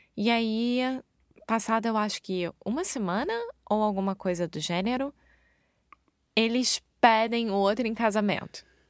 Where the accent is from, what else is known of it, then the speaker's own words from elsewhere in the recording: Rio de Janeiro, Brazil; moved away; Eu sou brasileira, carioca do Rio de Janeiro